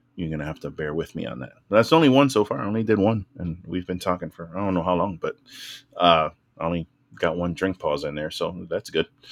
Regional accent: New York City, New York, United States; growing up in the Bronx

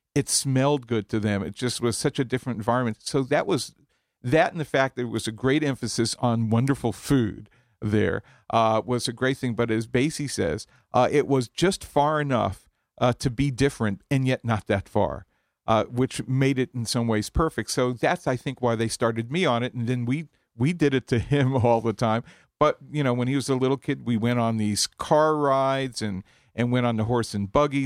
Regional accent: Long Island, New York, United States; Growing up in Long Island, to be from Long Island, at least for us, was to go to Pennsylvania Dutch country

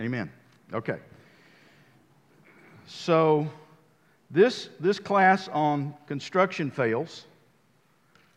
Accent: United States; I'm a builder from the United States

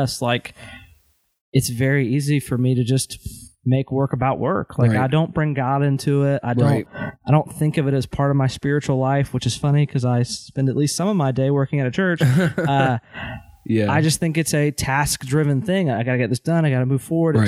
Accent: United States

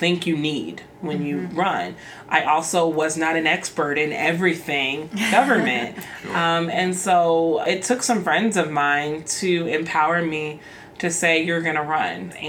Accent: Mississippi, United States; also born or lived in Oklahoma; now in Iowa, United States; I'm originally from Mississippi. And I came to Drake by way of Oklahoma

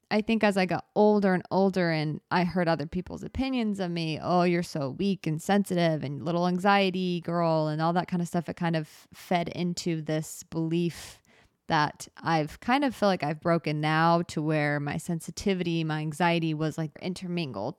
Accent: United States; I'm American

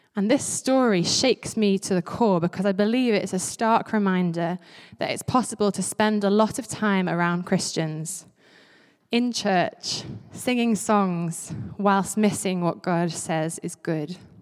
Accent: Isle of Man; also born or lived in St Andrews, Scotland; I grew up on the Isle of Man, and before that, actually, I lived in Saint Andrews.

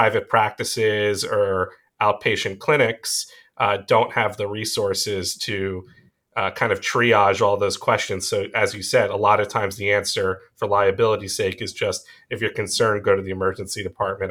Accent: Long Island, New York, United States; accent: Long Island; moved away as an adult; also born or lived in Rochester, New York / Tel Aviv, Israel; I was born and raised on Long Island, and I try and hide the New York accent, the Long Island accent

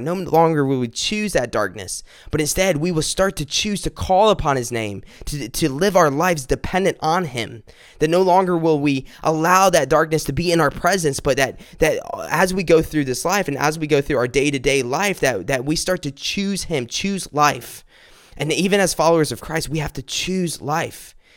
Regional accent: South Carolina, United States; my family's from South Carolina. I've lived here all my life

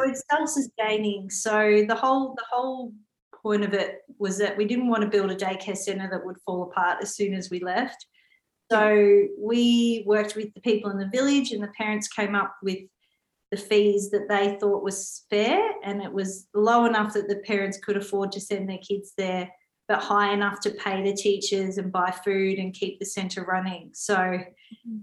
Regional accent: Australia; I was born in Australia

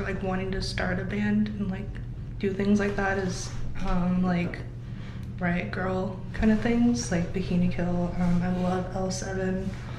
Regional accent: Everett, Washington, United States; I was born and raised here. I was born at the hospital in Pacific.

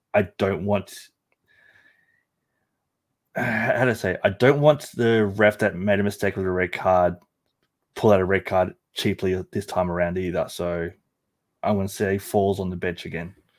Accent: Australia; as an Australian who didn't grow up with baseball

